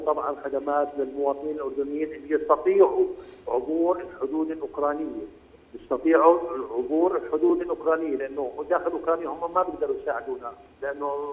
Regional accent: Jordan; now in Ukraine; احنا كجاليه اردنيه

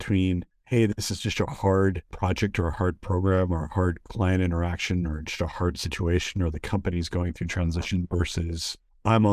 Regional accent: United States; because I'm an American

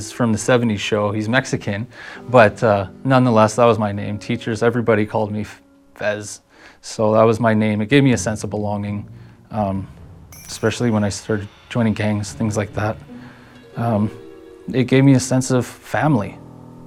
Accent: Red Deer, Alberta, Canada; I was born in Red Deer, 1991

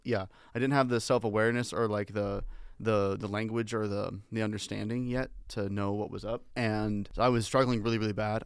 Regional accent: Washington, United States; now in Las Vegas, United States; I was born in Washington State

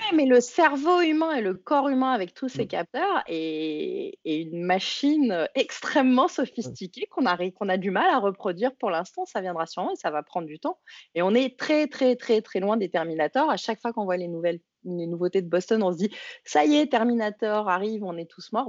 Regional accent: France; accent: French; ça doit être mon accent français

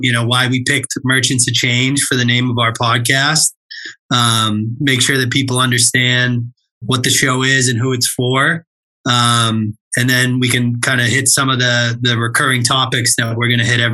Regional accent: Central Massachusetts, United States; I grew up in the Massachusetts area, Central Mass for life.

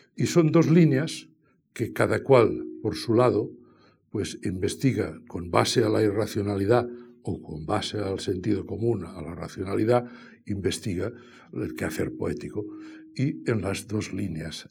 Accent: Catalonia, Spain; yo soy catalán

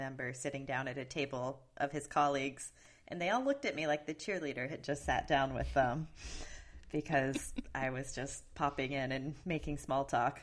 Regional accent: Charleston, South Carolina, United States; now in Bay Area, United States; I grew up in Charleston

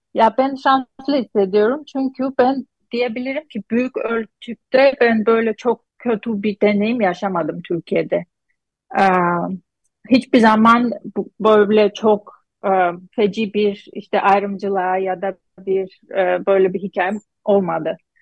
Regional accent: Gyumri, Shirak, Armenia; Turkish is a second language; moved away as an adult; also born or lived in Istanbul, Turkey; now in Boston, United States; Gümrü'den Gümrü, Gümrülüyüm ben

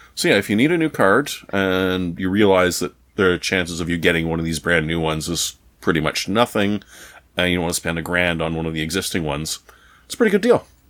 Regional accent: Canada; as a Canadian

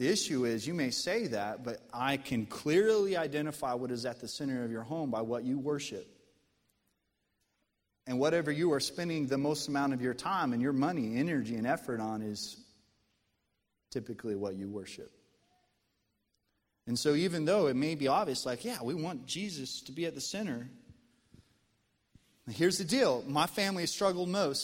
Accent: Colorado, United States; moved away as an adult; also born or lived in central Arkansas; now in Arkansas, United States; born and raised in Colorado

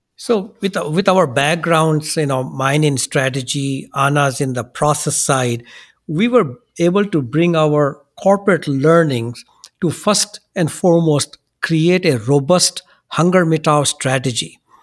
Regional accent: India; now in United States; we come from India

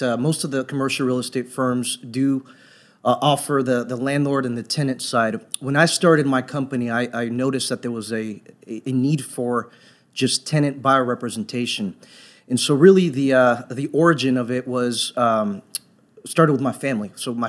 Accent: Dallas, Texas, United States; I grew up in Dallas, Fort Worth, so I've been here for almost 25 years.

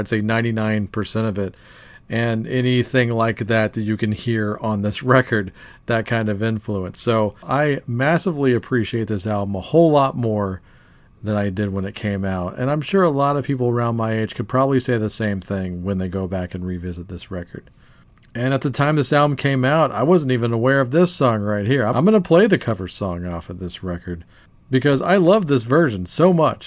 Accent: Louisiana, United States; moving all the way over from Denmark to my home state of Louisiana

